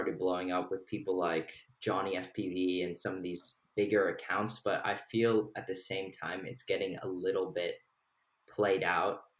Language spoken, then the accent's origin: English; Bay Area, California, United States; also born or lived in London; I am from the Bay Area